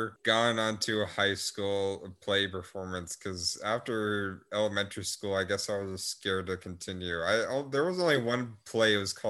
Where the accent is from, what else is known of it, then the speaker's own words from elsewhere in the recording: Melissa, Texas, United States; Texas. And Melissa, like the middle of nowhere part.